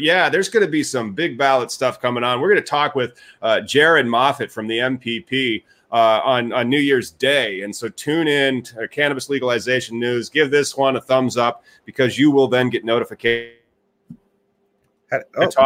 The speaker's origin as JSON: {"language": "English", "town": "Peoria", "region": "Illinois", "country": "United States", "tie": "born or raised there", "also_born_or_lived": "Chicago, Illinois", "said": "my hometown of Peoria"}